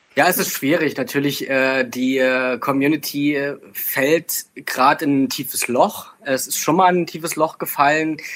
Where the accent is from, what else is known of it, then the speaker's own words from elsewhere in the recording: Bautzen, Saxony, Germany; ich bin ja äh, bekanntlich aus der Bautzner Region